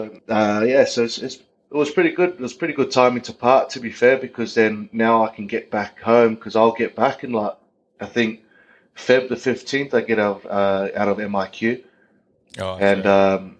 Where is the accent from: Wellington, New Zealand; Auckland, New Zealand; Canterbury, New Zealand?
Auckland, New Zealand; moved away; a little South Auckland kid growing up in Otara.